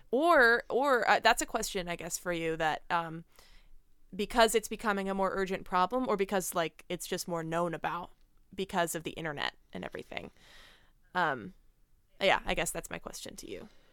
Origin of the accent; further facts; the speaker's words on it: Middletown, New Jersey, United States; moved away as an adult; also born or lived in New York; now in Phoenix, United States; Growing up in Jersey